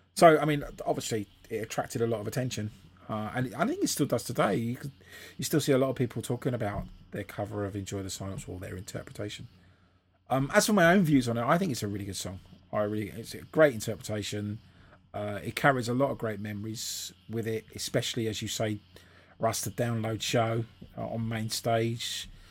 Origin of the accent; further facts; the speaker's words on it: England, United Kingdom; being English